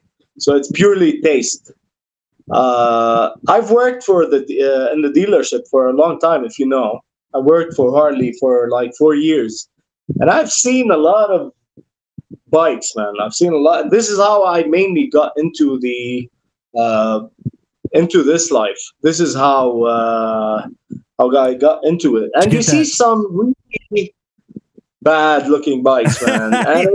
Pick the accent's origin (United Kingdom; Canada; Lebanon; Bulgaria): Lebanon; Chouf, Mount Lebanon; it's my hometown